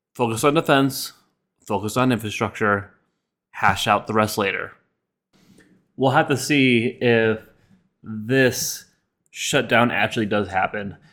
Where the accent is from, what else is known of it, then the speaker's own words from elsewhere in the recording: United States; we as American citizens